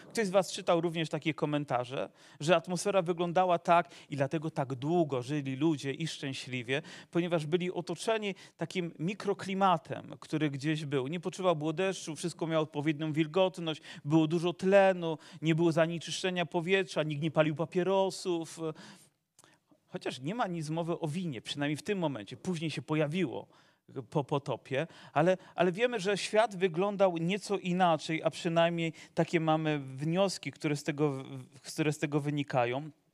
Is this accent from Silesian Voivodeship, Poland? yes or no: yes; Zagłębie, Silesian Voivodeship, Poland; born or raised there